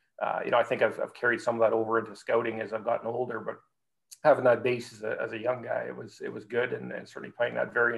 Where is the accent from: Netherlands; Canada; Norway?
Canada; Espanola, Ontario; I grew up in Northern Ontario, a little town called Espanola, which is about an hour away from Sudbury.